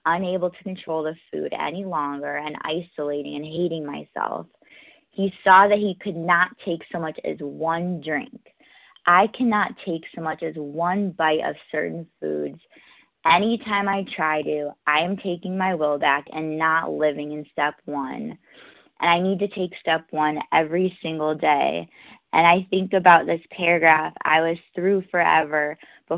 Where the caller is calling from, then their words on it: New York, United States; I'm calling from New York